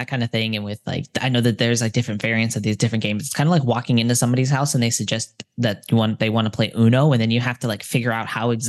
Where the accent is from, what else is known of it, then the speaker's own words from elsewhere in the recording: United States; moved away; also born or lived in Japan; as an American